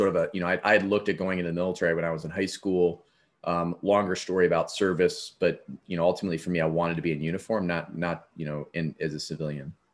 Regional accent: Avon Lake, Ohio, United States; My hometown was on Lake Erie. Avon Lake, Ohio

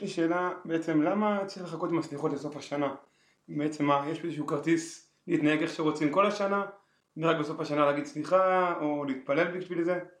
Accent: Israel; אני גדלתי פשוט בקיבוץ

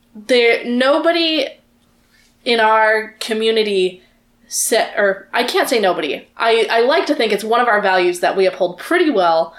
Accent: the South, United States; I grew up in the South

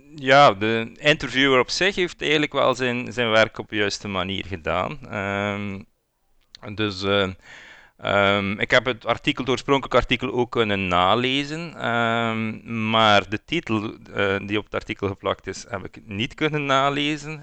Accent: West Flanders, Belgium; accent: West Flemish; ik kom ook van West-Vlaanderen.

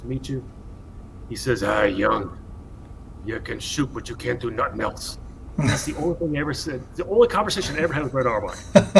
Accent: Northeast New Jersey, United States; also born or lived in Idaho / Montana; now in Bozeman, United States; born and raised in Northeast New Jersey, just outside of New York City, youngest of 5 boys

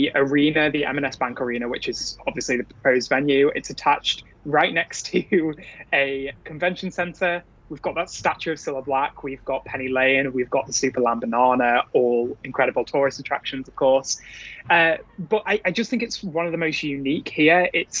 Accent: Southport, North West England, United Kingdom; also born or lived in Liverpool; Home city, grew up down the road from here about half an hour away. I was born in Southport, for anyone who really wants to know.

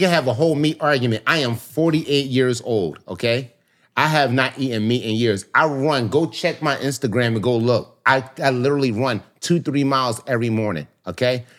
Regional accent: Philadelphia, Pennsylvania, United States; also born or lived in South Florida; now in Miami, United States; I grew up in Philly, born and raised

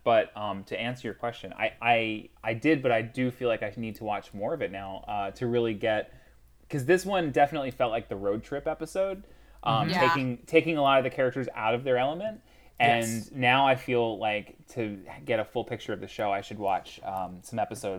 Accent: North Carolina, United States; moved away as an adult; now in New York, United States; I grew up in North Carolina. I did not visit LA until I was in college.

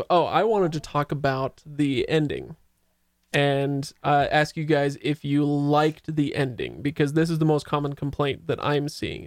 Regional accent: Utah, United States; so I'm from Utah, and it gets wicked, wicked cold here.

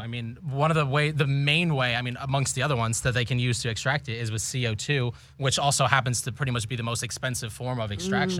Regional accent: New Jersey, United States; New Jersey.

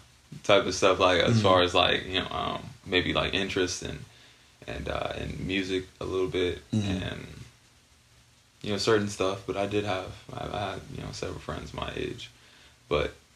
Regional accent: Barstow, California, United States; growing up in Barstow

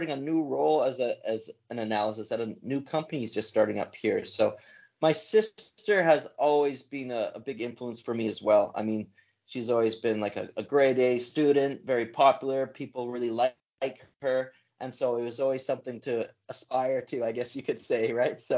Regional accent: Alberta, Canada; You know, so I was yeah, growing up in Alberta. Alberta's the, the wild west of Canada.

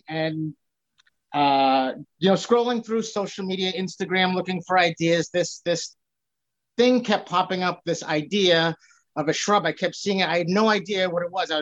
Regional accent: Boston, Massachusetts, United States; also born or lived in Revere, Massachusetts; So I live in Revere now. I'm born and raised in Boston.

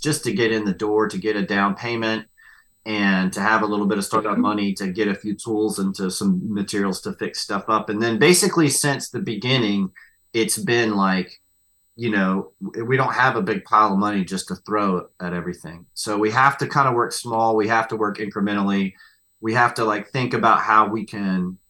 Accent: West Virginia, United States; I'm from West Virginia

